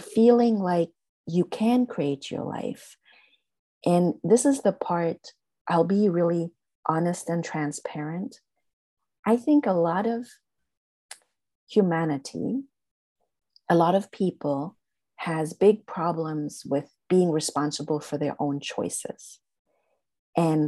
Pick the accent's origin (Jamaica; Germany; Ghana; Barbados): Germany; English is a second language; moved away; I'm originally from Germany